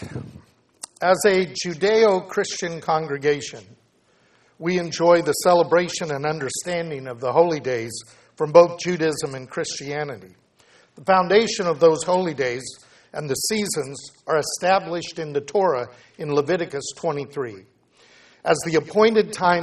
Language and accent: English; United States; as an American believer